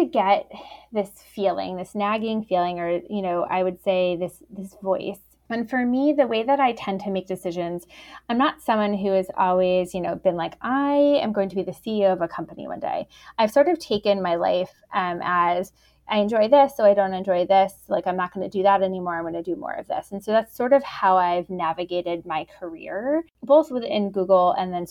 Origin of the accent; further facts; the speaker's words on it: New York, United States; also born or lived in Boston; now in Chicago, United States; I am based here in Chicago, though I grew up in New York and lived in Boston